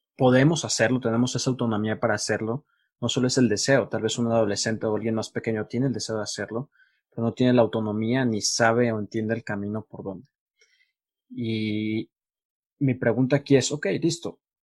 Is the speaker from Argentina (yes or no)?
no; Mexico; now in Colombia; yo que soy mexicano